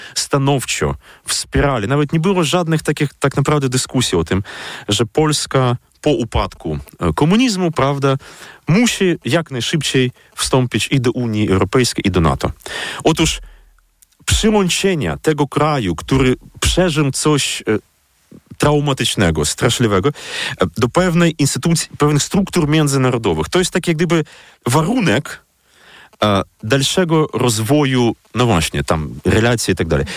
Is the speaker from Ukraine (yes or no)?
yes; Dnipro, Dnipropetrovsk Oblast, Ukraine; moved away; moje strony rodzinne, to znaczy Dnipro